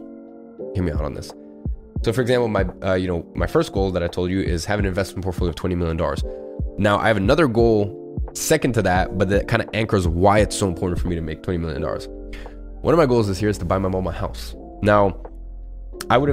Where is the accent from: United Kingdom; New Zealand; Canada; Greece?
United Kingdom; London; we grew up in London